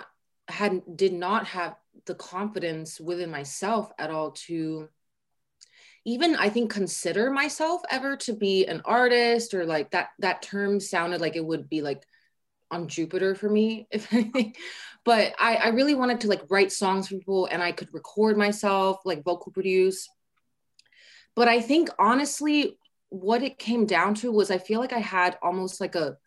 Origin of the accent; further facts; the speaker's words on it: Taiwan; I'm from Taiwan